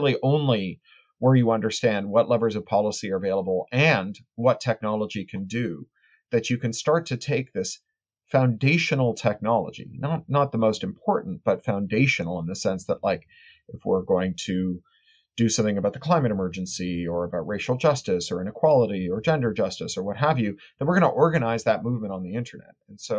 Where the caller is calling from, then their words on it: Burbank, California, United States; I'm in my garage and at home, my home office in Burbank, California, a little town on the outskirts of Los Angeles.